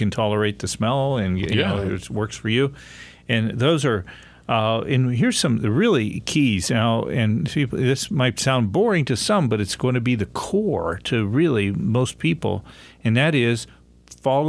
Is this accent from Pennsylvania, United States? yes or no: yes; near Pittsburgh, Pennsylvania, United States; I grew up near Pittsburgh